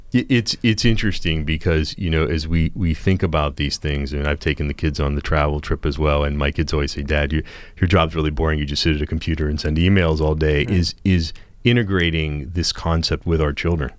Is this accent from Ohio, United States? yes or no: yes; Steubenville, Ohio, United States; I grew up near the Franciscan University of Steubenville